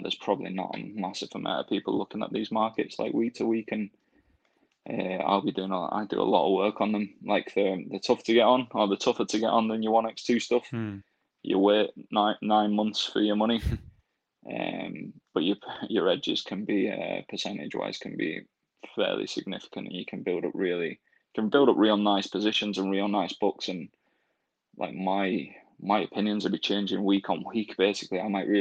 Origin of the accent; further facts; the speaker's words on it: Rochdale, North West England, United Kingdom; moved away; I'm from Rochdale and I'm a big Rochdale fan